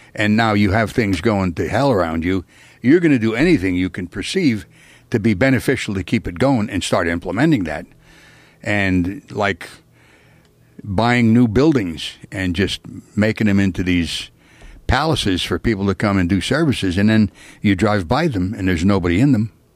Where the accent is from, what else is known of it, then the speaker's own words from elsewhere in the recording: Pennsylvania, United States; moved away; I'm originally from Pennsylvania